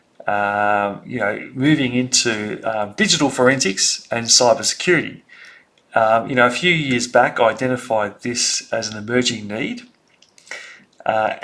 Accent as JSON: {"language": "English", "town": "Sydney", "region": "New South Wales", "country": "Australia", "tie": "born or raised there", "said": "I grew up in Sydney and I was very lucky to grow up in the eastern suburbs of Sydney"}